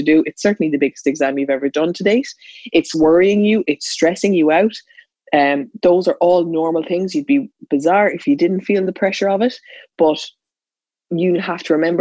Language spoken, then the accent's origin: English; Ireland; I was in a schooling system, as every Irish student listening to this is